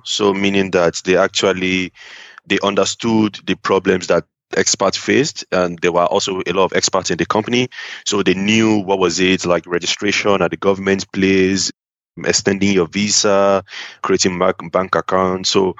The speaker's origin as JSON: {"language": "English", "country": "Nigeria", "moved": "as an adult", "said": "the company I joined when I came from Nigeria, they were pretty international, so I didn't really feel it much."}